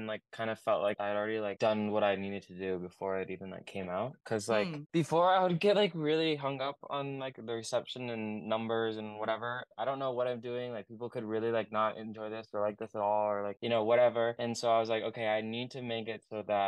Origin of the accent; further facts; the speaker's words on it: Oregon, United States; I'm from Oregon and I make like indie pop